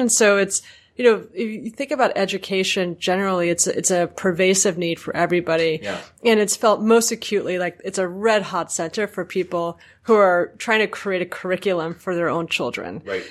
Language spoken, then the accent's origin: English; New York, United States; me as a New Yorker